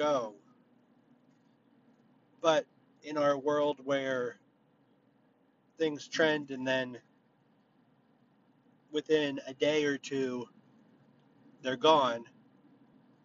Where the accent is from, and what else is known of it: United States